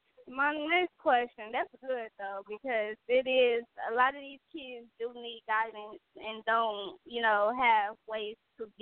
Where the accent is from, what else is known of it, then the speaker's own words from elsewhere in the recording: Gary, Indiana, United States; I'm from Gary, Indiana.